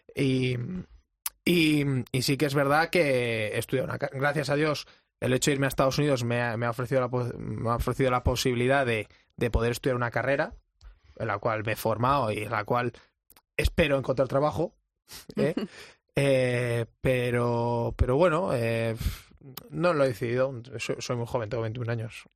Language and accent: Spanish; Madrid, Community of Madrid, Spain; also born or lived in St. Louis, Missouri; yo soy aquí de Madrid